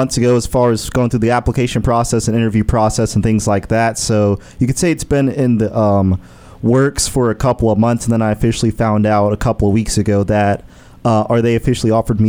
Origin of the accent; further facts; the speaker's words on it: the South, United States; moved away as an adult; they'll probably pick up that I'm a Southerner real quick because of yes, sir, yes, ma'am, things like that.